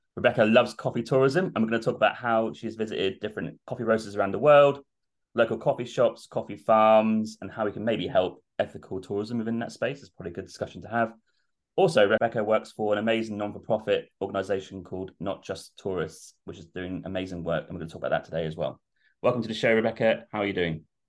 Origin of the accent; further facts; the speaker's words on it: Norwich, East of England, United Kingdom; I'm from Norwich, so it's just down the road